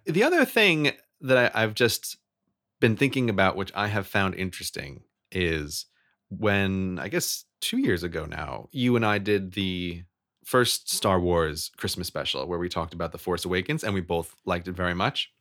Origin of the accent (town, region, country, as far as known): United States; born or raised there